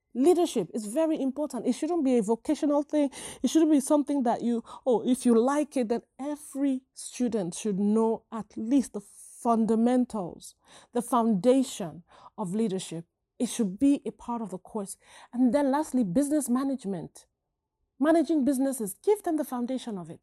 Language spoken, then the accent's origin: English; Nigeria; now in United States; growing up in Nigeria